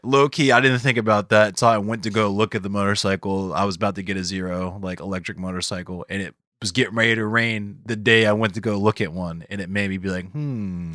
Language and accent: English; Arbutus, Maryland, United States; I'm from Arbutus